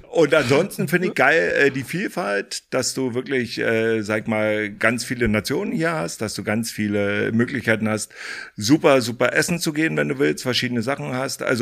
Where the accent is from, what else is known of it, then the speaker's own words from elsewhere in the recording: Fürstenwalde, Brandenburg, Germany; ich komme ja aus der ehemaligen DDR, äh, bin groß geworden in Fürstenwalde, das ist hier auch klar um der Ecke